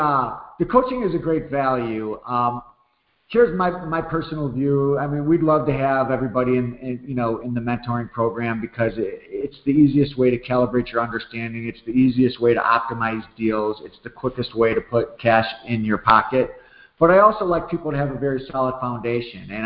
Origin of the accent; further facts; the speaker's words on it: Chicago, Illinois, United States; moved away; I grew up over there. I was on 67th and South Shore